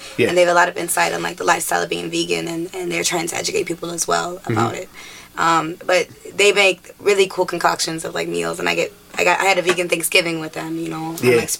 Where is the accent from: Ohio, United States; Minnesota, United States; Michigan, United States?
Ohio, United States; Dayton; I grew up in Dayton, Ohio for the most part.